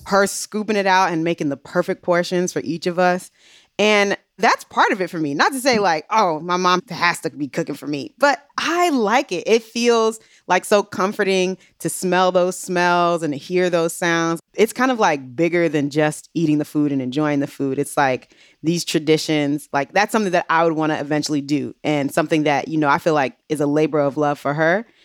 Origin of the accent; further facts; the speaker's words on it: Maryland, United States; I grew up in Maryland.